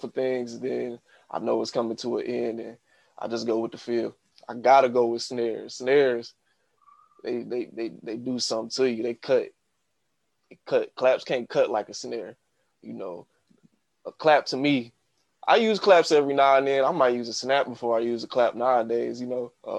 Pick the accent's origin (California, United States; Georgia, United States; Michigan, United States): Michigan, United States; Muskegon; I'm from Muskegon, Michigan. I've been producing since the age of 11. 31 now